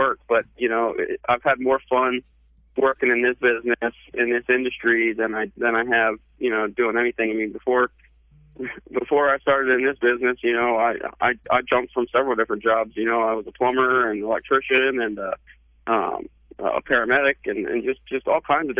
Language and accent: English; Pennsylvania, United States; moved away; I'm from Pennsylvania originally